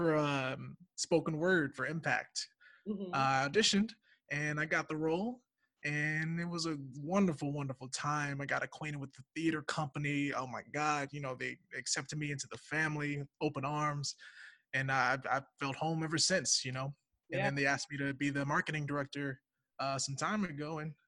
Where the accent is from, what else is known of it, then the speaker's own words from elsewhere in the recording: Baton Rouge, Louisiana, United States; moved away as an adult; also born or lived in Ithaca, New York; now in Chicago, United States; I am from Baton Rouge, Louisiana.